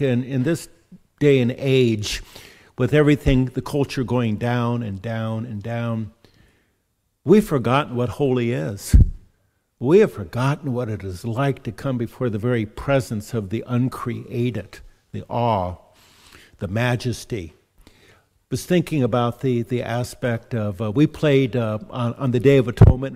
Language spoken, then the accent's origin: English; California, United States; being a Californian